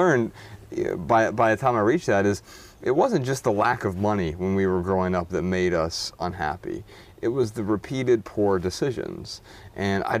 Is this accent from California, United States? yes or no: no; Dayton, Ohio, United States; I grew up really poor in Dayton, Ohio, and was just raised by an alcoholic single mother